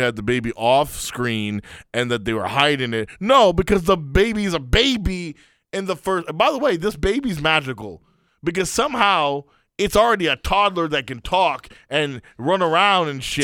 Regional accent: Afghanistan; moved away; My home country of Afghanistan

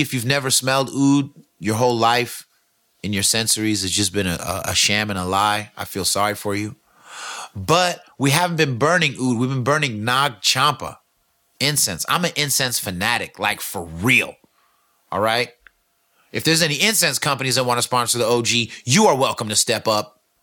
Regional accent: California, United States; I'm from California

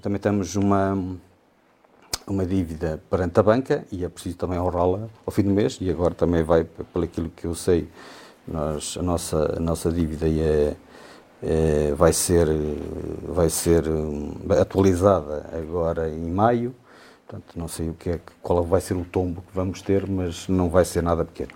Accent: Sabrosa, Norte, Portugal; moved away; eu sou de Anta, da freguesia de, de, de São Martinho de Anda, Conselho de, Conselho de Sabrosa

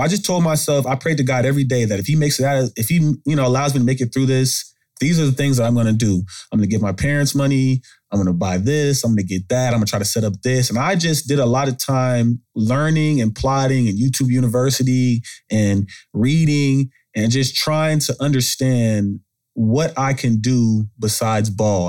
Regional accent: Arlington, Texas, United States; But I'm from Arlington, Texas. I mean, come from the suburbs, Arlington, two parent household

